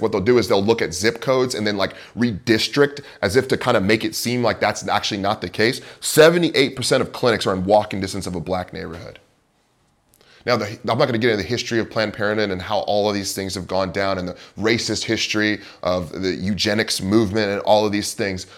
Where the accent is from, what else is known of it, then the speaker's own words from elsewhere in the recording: Bay Area, California, United States; moved away as an adult; also born or lived in Moscow, Idaho / Chicago / Pacific Northwest; Growing up in the Bay Area